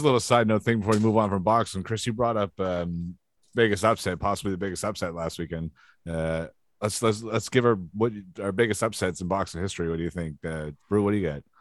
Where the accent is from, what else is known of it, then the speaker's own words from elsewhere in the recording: Canada; I'm Canadian